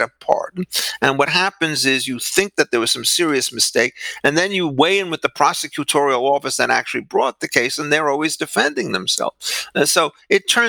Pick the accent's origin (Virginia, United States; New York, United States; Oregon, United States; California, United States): New York, United States; Great Neck; moved away; I was raised in Great Neck for 6 years of my life